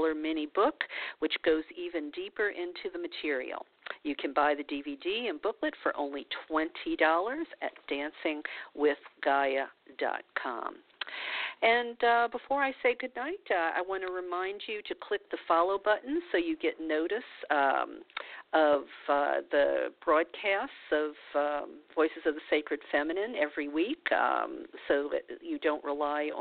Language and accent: English; New Orleans, Louisiana, United States; moved away; I'm from New Orleans, so and I still have friends there